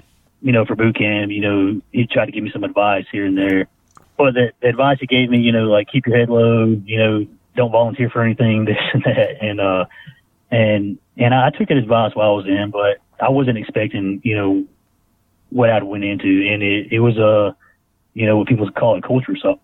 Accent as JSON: {"language": "English", "town": "Skipperville", "region": "Alabama", "country": "United States", "tie": "born or raised there", "also_born_or_lived": "Enterprise, Alabama", "said": "I actually grew up in a little town around Ozark called Skipperville, Alabama"}